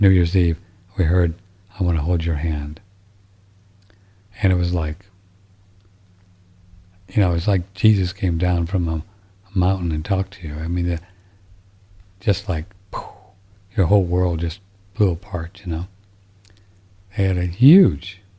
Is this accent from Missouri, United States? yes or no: yes; St. Louis, Missouri, United States; I grew up in St. Louis listening to Harry Carey, St. Louis Cardinals.